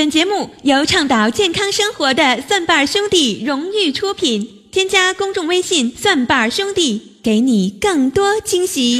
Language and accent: Chinese; northern China, China; 我也是北方人